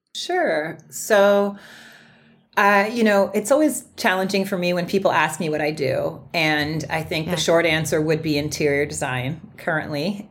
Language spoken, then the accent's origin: English; Berkeley, California, United States; I grew up in Berkeley